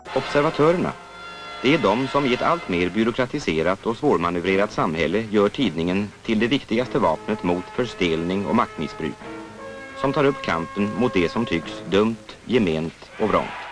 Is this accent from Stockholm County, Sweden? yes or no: yes; Stockholm, Stockholm County, Sweden; also born or lived in South America; jag flyttade till Sverige som ganska liten. Eh, har norska föräldrar, både utomlands i Sydamerika mina första år. Eh, och sen ja, växte jag upp utanför Stockholm i, i ja, Bromma och Vällingby